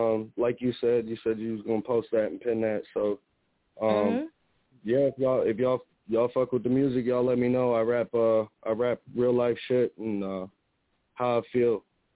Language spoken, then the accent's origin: English; La Porte, Indiana, United States; I'm from LaPorte, Indiana. I'm a local artist out here.